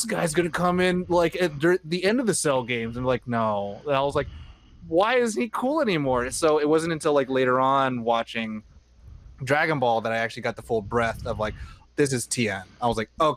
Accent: San Jose, California, United States; I grew up in San Jose

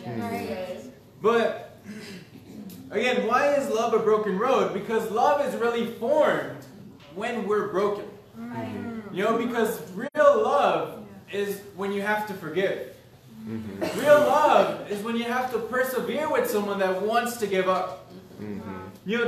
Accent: Los Angeles, California, United States; I grew up in Southern California, LA area, just like the outskirts

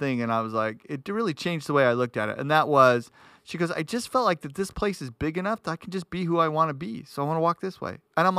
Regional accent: New York City, New York, United States; moved away; when I grew up in New York City, the streets were dangerous, very dangerous. Like it was in the 80s. It was like the worst city in the world for murder.

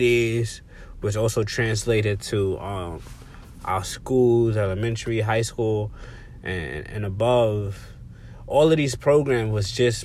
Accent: New York City, New York, United States; where I come from the Bronx, the South Bronx to be exact, Colin Avenue, you know, projects

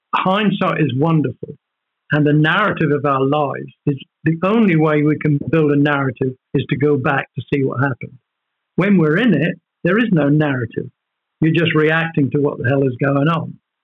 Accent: Norfolk, East of England, United Kingdom; the village I was born in, I grew up in in Norfolk, where my parents moved

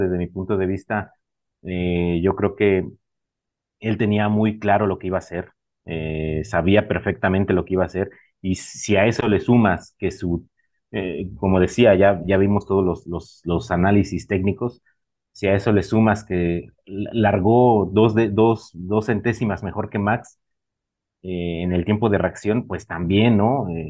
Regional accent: Mexico; como mexicano, como latino

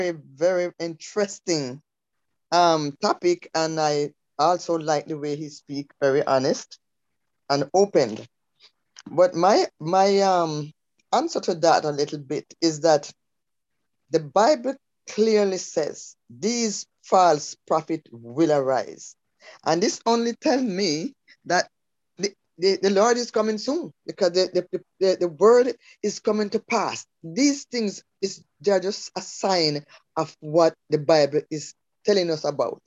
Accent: Jamaica; growing up in Jamaica, born and raised there

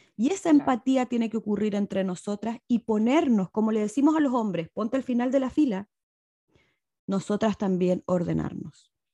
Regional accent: Chile; moved away as an adult; now in Mexico; yo soy chilena. Vivo hace siete años y medio en México

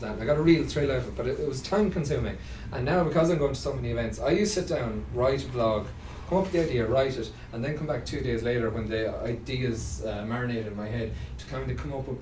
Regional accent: Mayo, Connacht, Ireland; I'm from Mayo

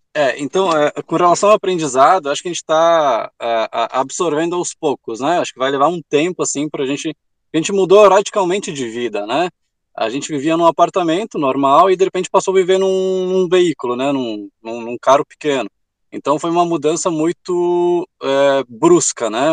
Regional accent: Rio Grande do Sul, Brazil; a gente é do Rio Grande do Sul, a gente desceu

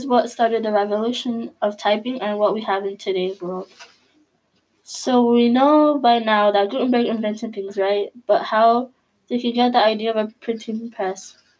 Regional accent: San Jose, California, United States; your host. Welcome to our first Grand Century podcast. A little bit about myself is that I'm from San Jose, California.

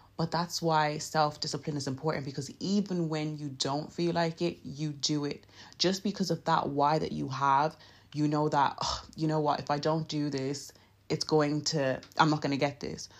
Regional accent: Nigeria; I'm Nigerian, so my English is a bit, you know, shaky

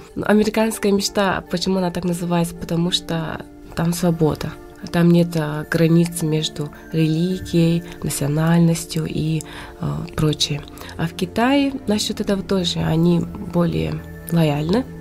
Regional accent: Verkhnevilyuysk, Sakha Republic, Russia; now in China; сама я родом из Верхневилюйска, село Батулу.

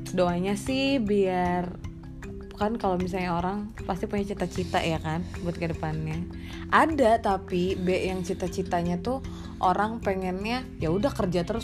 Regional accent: Bogor, West Java, Indonesia; gue asalnya dari tanah Sunda anjay Rain City eh

